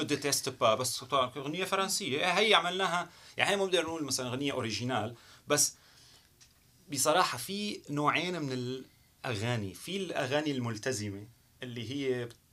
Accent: Syria; moved away as an adult; also born or lived in Canada; now in Montreal, Canada; انا كسوري او كمهاجر بشكل عام صرت كندي

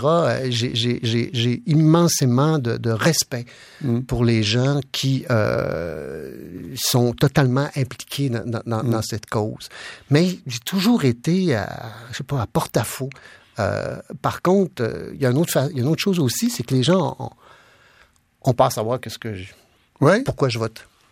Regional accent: Quebec, Canada; je suis québécois avant tout, je suis pas canadien, je suis québécois avant tout.

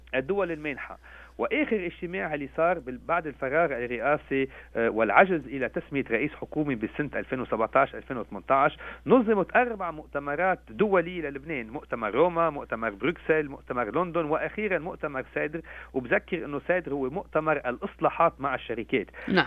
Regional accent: Lebanon; نحن كلبنانيين في العالم

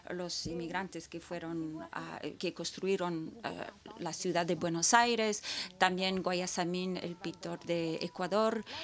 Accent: Tokyo, Japan; born there; Y también porque yo nací en Tokio

